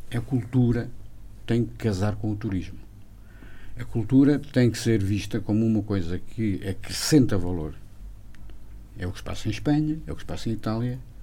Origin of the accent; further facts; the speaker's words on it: a village in Armamar, opposite Canelas, Viseu, Portugal; sou de uma aldeia que fica mesmo em frente a Canelas, portanto, em Irmamar